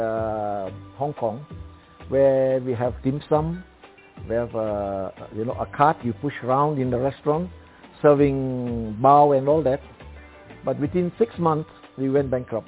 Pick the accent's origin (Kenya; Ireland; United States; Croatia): Kenya; Mombasa, Mombasa County; I was born in Mombasa